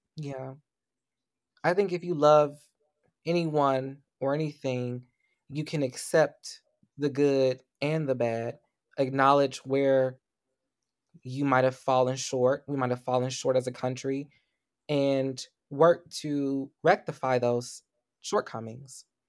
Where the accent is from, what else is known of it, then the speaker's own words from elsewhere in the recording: United States; Black Americans, especially those of us who are descendants of enslaved people